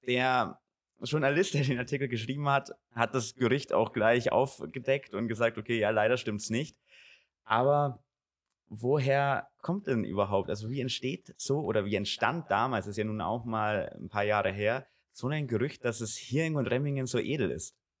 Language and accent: German; Gundremmingen, Bavaria, Germany; In meiner Heimat, ich bin hier aufgewachsen in Gundremmingen